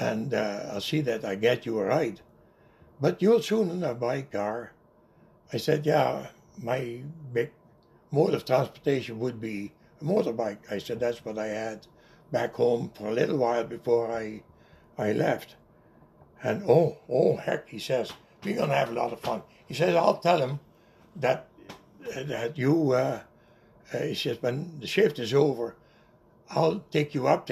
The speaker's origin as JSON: {"language": "English", "region": "North Brabant", "country": "Netherlands", "second_language": "English", "moved": "yes", "said": "\"Brabant.\" That's the province where I come from, Noord-Brabant"}